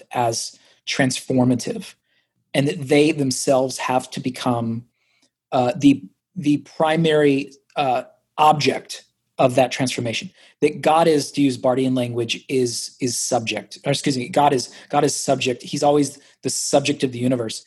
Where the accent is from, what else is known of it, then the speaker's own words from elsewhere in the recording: Nashville and Orlando, the South, United States; I also have like some comfortability here in the South because I grew up in Nashville and Orlando